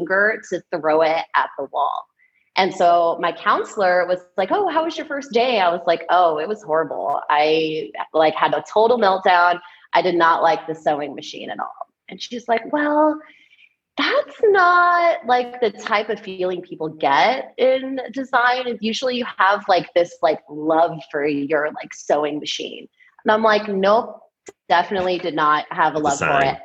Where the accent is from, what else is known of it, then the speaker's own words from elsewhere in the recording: San Diego, California, United States; moved away as an adult; I'm from San Diego, so when it came to applying for colleges, I wanted to stay in San Diego. I'm one of those rare people who didn't want to leave. Because I grew up at the beach and I wanted to stay